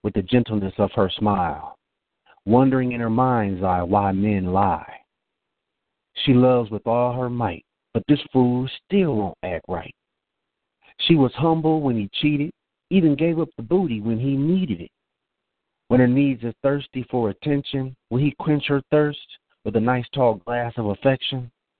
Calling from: Marietta, Georgia, United States; I'm calling from Marietta, Georgia.

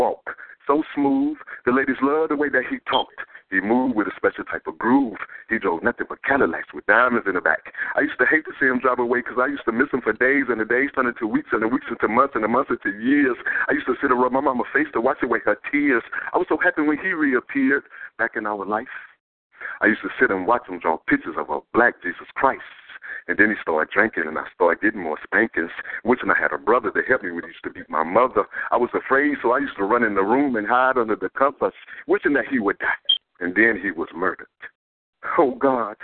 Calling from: Louisiana, United States; I'm calling from Louisiana

